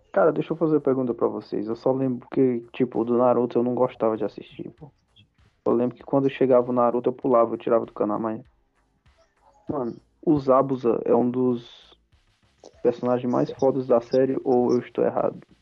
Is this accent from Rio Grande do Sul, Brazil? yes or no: no; Ceará, Brazil; eu sou cearense